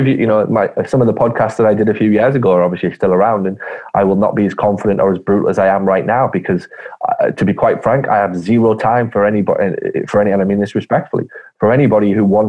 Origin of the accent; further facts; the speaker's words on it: Ireland; …, as in cough with a G. I'm Irish. It's an Irish name. My family are half Irish. So it's a very traditional Irish family background that I come from originally.